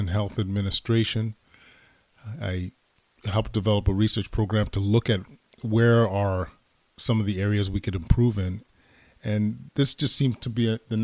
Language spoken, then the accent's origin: English; Edmonton, Alberta, Canada; moved away as an adult; now in Ottawa, Canada; born and raised in Edmonton, Alberta, Canada